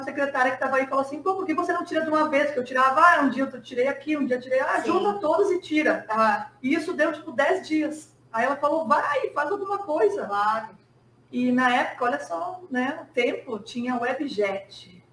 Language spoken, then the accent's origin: Portuguese; Antônio Prado, Rio Grande do Sul, Brazil; moved away as an adult; also born or lived in Rio de Janeiro; eu saí de Antônio Prado